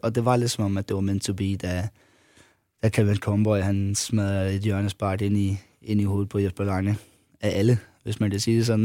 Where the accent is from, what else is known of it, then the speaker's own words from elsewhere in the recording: Funen, Southern Denmark, Denmark; jeg var Fynbo